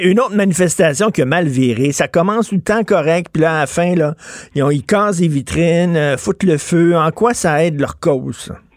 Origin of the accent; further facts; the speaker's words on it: Quebec, Canada; on n'est pas des Américains, on est des Québécois